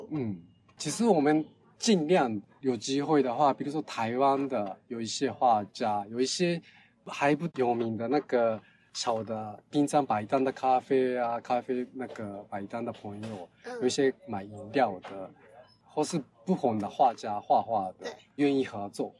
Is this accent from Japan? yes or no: yes; Fukuoka, Japan; Chinese is a second language; moved away as an adult; now in Taipei, Taiwan; 我是福冈人，日本的福冈人，福冈的环境跟台北市的环境很像